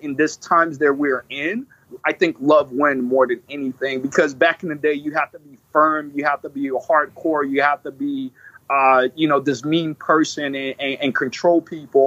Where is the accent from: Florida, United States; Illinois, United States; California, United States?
Illinois, United States; Illinois is my home state